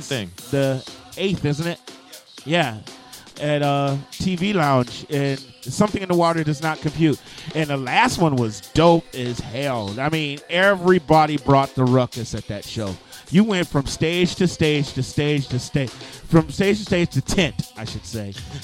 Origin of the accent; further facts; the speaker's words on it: Flint, Michigan, United States; coming from a Flint kid